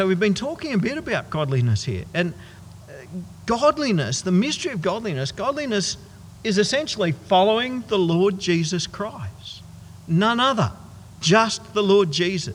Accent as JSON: {"language": "English", "town": "Goondiwindi", "region": "Queensland", "country": "Australia", "tie": "born or raised there", "said": "a whole bunch of us from my hometown of Gundawindi"}